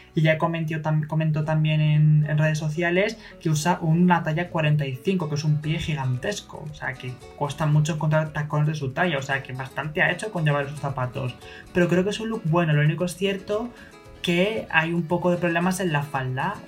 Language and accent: Spanish; Madrid, Community of Madrid, Spain; yo soy de Madrid